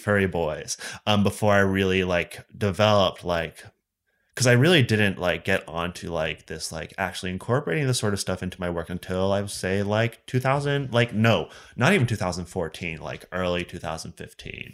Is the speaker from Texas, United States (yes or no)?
no; Allentown, Pennsylvania, United States; now in Pittsburgh, United States; I grew up in Allentown, Pennsylvania, and then I moved to Pittsburgh for college, and I'm sticking around.